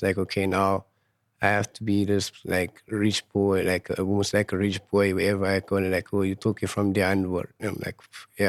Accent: Johannesburg, Gauteng, South Africa; I grew up in Fietas, in Frederdorp, my hometown in Johannesburg. It's quite a nice area if you get to know the people and the people knows you.

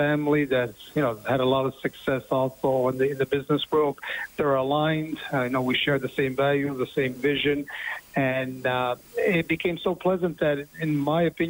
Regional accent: Montreal, Quebec, Canada; my hometown team

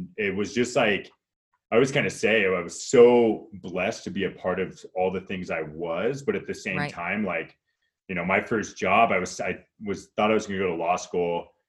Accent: Marin County, California, United States; also born or lived in Sacramento; So I grew up in like San Francisco, right outside of like across the Golden Gate Bridge in Marin County, and then high school in Sacramento.

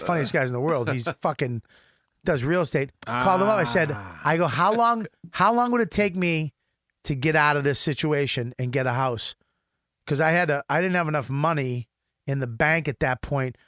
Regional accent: Boston, Massachusetts, United States; moved away; also born or lived in Hell's Kitchen, New York; I grew up in Boston in a house with parks and cars and shit

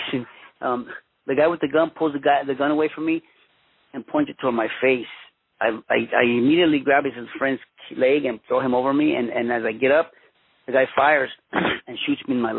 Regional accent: Los Angeles, California, United States; also born or lived in Mexico / Huntington Park / Boyle Heights; I was born in Mexico, but I was raised in Los Angeles, California. My parents came to the United States when I was 1 year old.

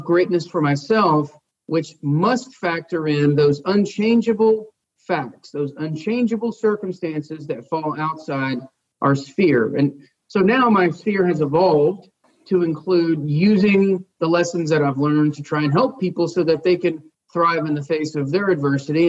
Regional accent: United States; I was born in the United States, the land of opportunity

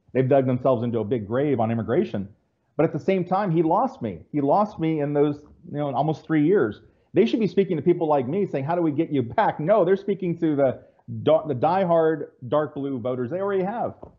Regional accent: Central California, United States; also born or lived in San Diego area; now in San Diego, United States; I live in the San Diego area, but I was born and raised in Central California, which is very conservative, conservative farmland

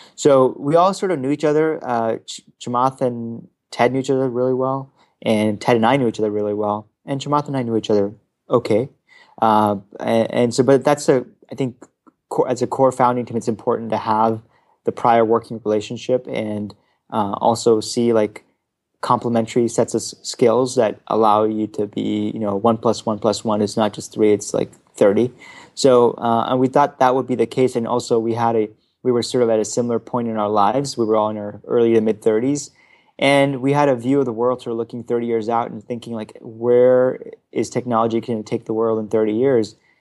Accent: Frankfurt, Hesse, Germany; now in Palo Alto, United States; as a child, uh, growing up in Frankfurt, Germany

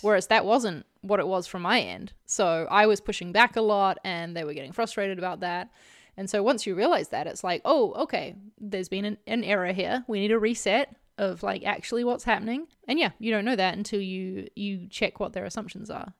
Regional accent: New Zealand; as a New Zealander

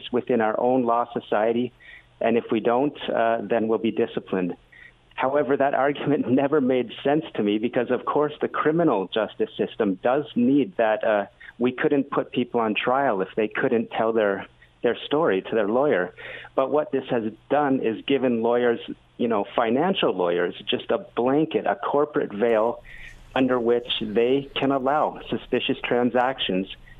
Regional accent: Ontario, Canada; moved away as an adult; also born or lived in Vancouver; I'm from Ontario

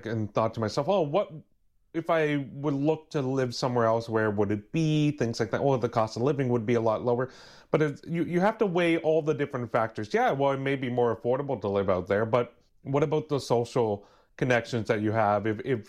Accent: Ontario, Canada; also born or lived in Edmonton; there was a reason for me to want to come back to Ontario, because that's where my roots were.

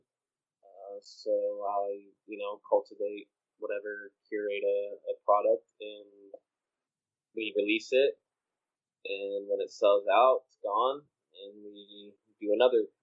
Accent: Melbourne, Florida, United States; moved away as an adult; now in California, United States; Central Florida, place called Melbourne. We grew up in a town called O'Galley inside of there

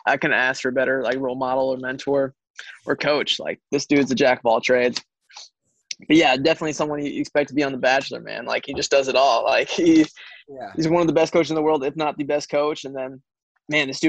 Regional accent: New Jersey, United States; now in Kansas, United States; I grew up here in Jersey

